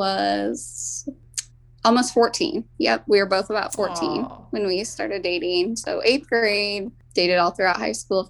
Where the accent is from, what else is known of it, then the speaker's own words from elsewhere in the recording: Hedrick, Iowa, United States; my husband and I grew up in Hedrick, and that's currently where we live